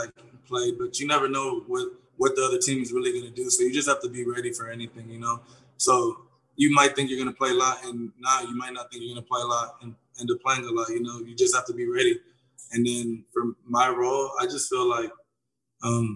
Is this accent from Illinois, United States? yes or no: no; Houston, Texas, United States; also born or lived in Gainesville, Florida; I was born in Gainesville, Florida. And then I ended up moving to Houston. I grew up in Houston